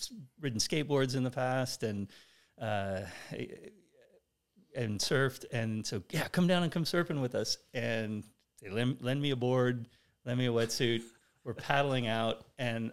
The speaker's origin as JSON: {"language": "English", "town": "Oceanside", "region": "California", "country": "United States", "tie": "born or raised there", "said": "growing up in that part of California in the 70s"}